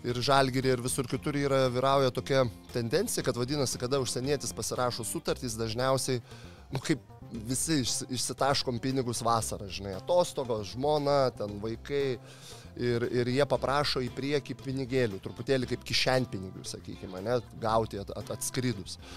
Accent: Lithuania; also born or lived in Kosovo; aš iš Lietuvo

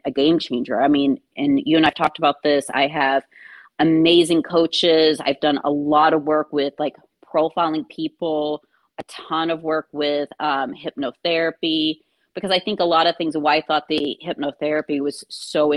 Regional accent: Kentucky, United States; growing up in Kentucky.

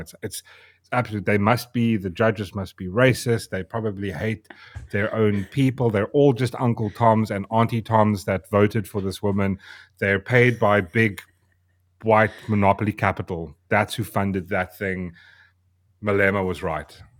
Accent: South Africa; I am South African. That's, I was born here.

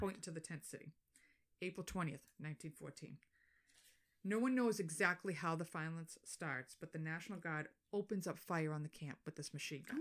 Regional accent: Boston, Massachusetts, United States; accent: Boston

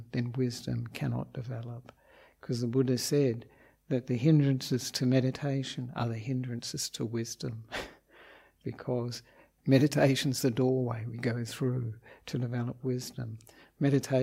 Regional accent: Australia; moved away as an adult; also born or lived in Victoria, Australia / Western Australia; now in Sri Lanka; I am an Australian monk

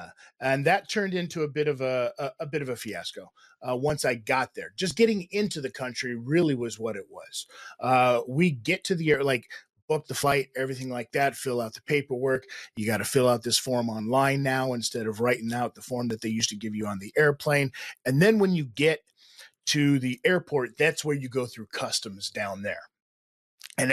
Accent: North Las Vegas, Nevada, United States; now in Canada; I'm from North Las Vegas, Nevada

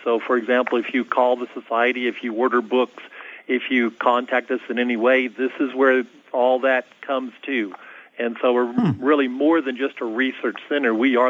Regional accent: Kansas, United States; also born or lived in Virginia; now in Chino Valley, United States; I grew up in Kansas. In fact, I grew up on a farm in Kansas

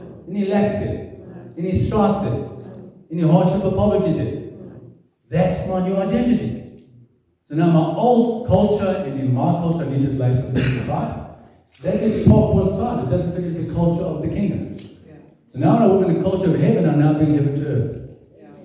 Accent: South Africa; I am born South African, but I'm not South African

